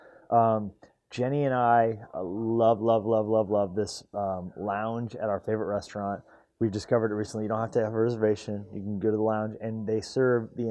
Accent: Colorado, United States; moved away as an adult; also born or lived in California; now in Montana, United States; I grew up in Colorado

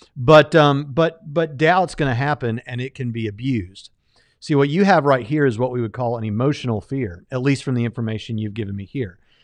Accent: Jacksonville, Florida, United States; I grew up in Jacksonville, Florida, went to the beach every weekend

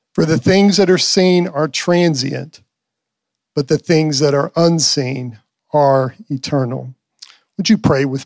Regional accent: Pampa, Texas, United States; I'm from Pampa. We're from Pampa

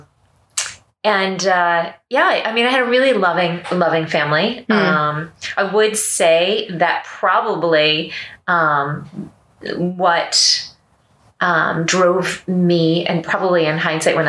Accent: Hudson Valley, New York, United States; moved away as an adult; now in Orlando, United States; I grew up in New York, but outside the city in the Hudson Valley

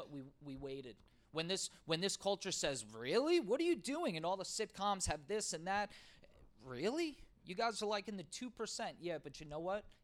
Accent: the South, United States; Uh, I'm from the South.

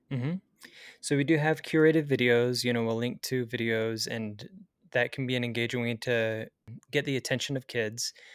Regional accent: Springville, Utah, United States; also born or lived in Provo, Utah; I grew up in Springville, Utah, so I've stayed in a pretty similar area in my life

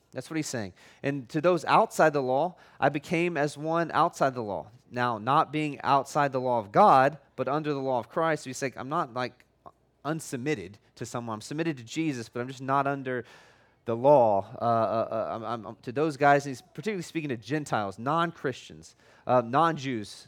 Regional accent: United States; I'm American

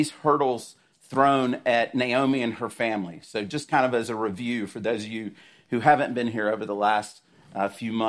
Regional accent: South Georgia, United States; I grew up in South Georgia

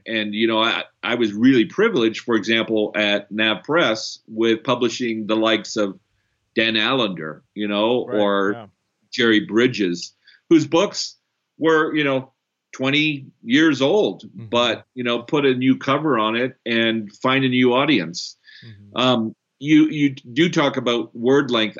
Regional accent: Canada; moved away; also born or lived in Brazil; I'm also Canadian, um, born in Brazil.

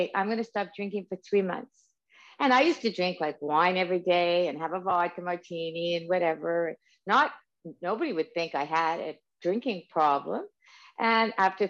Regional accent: Canada; I'm Canadian.

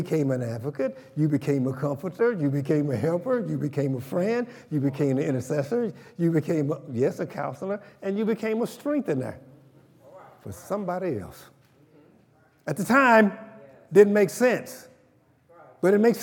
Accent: Oklahoma, United States; I'm from Oklahoma

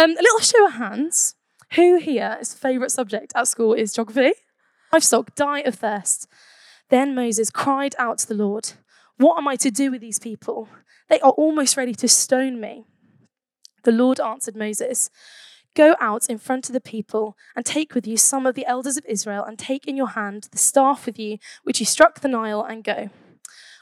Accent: Birmingham, West Midlands, United Kingdom; I'm from Birmingham

